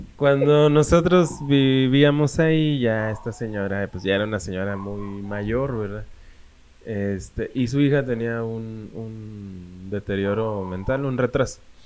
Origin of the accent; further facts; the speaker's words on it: Saltillo, Coahuila, Mexico; yo soy de Saltillo